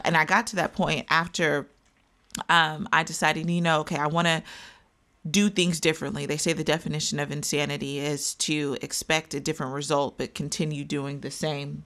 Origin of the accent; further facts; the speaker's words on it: Wichita, Kansas, United States; I am from Wichita, Kansas.